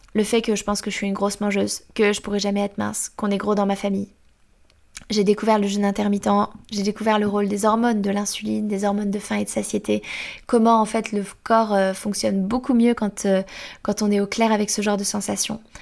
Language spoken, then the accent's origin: French; Angers, Pays de la Loire, France; Je viens d'Angers, dans l'Ouest